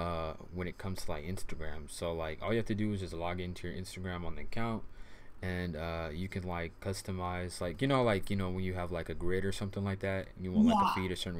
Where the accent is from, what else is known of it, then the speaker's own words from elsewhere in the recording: Riverside, California, United States; I'm from California. I'm from Riverside area